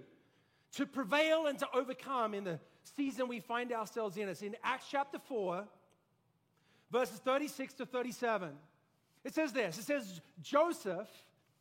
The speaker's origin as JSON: {"language": "English", "country": "Australia", "tie": "born or raised there", "moved": "yes", "said": "I grew up in Australia"}